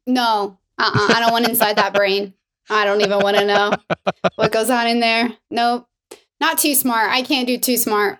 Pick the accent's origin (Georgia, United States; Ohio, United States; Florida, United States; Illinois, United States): Florida, United States; Miami; now in California, United States; I'm from Miami